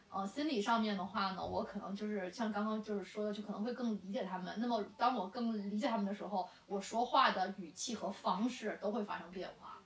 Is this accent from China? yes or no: yes; China; 我觉得这可能是我们中国人才特有的一些